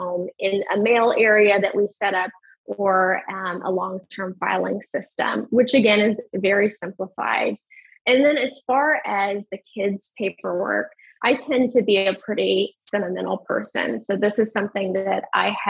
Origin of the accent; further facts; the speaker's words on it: Western Kentucky, United States; moved away; I'm from Western Kentucky